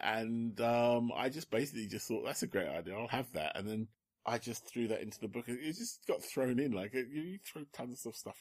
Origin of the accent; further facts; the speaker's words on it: London, United Kingdom; I'm born in London because my parents are Londoners and I was a Londoner.